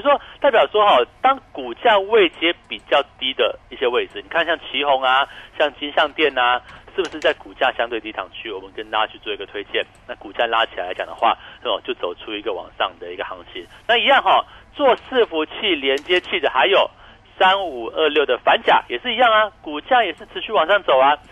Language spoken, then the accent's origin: Chinese; Taiwan; 或许我们台湾人比较哦，还有在国内旅游